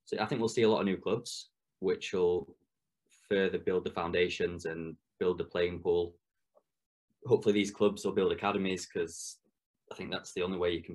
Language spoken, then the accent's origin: English; England, United Kingdom; being English and being a futsal coach